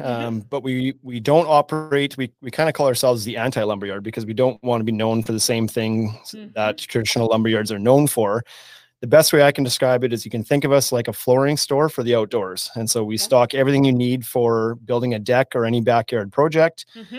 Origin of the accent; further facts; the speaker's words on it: Saskatchewan, Canada; now in Regina, Canada; I am a longtime resident of Regina, Saskatchewan. I grew up around Southern Saskatchewan, came to the U of R for school in 1999